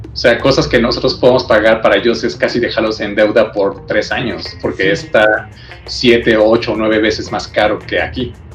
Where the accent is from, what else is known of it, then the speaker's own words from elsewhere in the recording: Mexico; como mexicanos